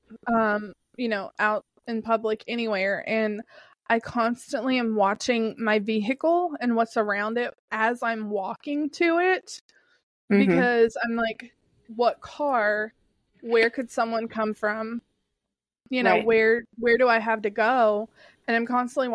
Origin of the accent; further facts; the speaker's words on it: Kentucky, United States; I'm from Kentucky